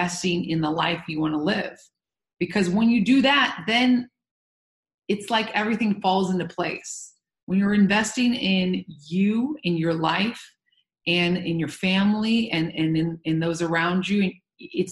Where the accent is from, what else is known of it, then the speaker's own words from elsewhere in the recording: Santa Barbara, California, United States; moved away; also born or lived in New York; I was raised in Santa Barbara, but also New York.